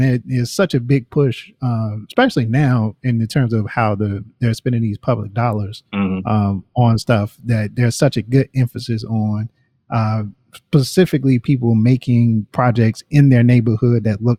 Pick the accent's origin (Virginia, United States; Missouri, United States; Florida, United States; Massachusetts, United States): Virginia, United States; Richmond; when I think about growing up in Richmond, Virginia